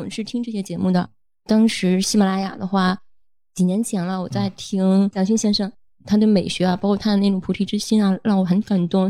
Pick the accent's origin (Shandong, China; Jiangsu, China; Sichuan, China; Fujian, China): Shandong, China; 我是山东人，做食品行业，做合规，我是负责整个过程的安全的，还有工厂审核，以及体系啊，还有食品的最终的安全性